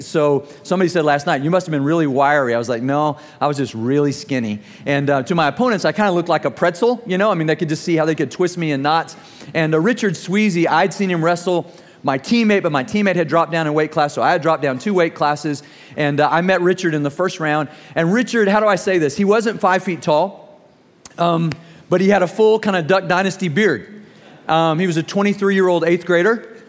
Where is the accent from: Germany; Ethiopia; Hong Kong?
Germany; I was growing up in Germany, and my team won the championship that year that I wrestled